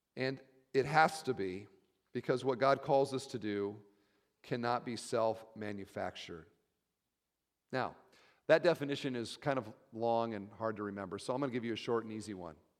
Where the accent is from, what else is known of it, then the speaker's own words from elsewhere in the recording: Iowa, United States; I'm from Iowa